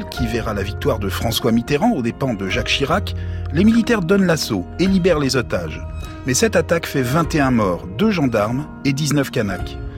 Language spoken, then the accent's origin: French; North Province, New Caledonia; Moi, je suis calédonien. Moi, je suis d'abord un mec de Boya.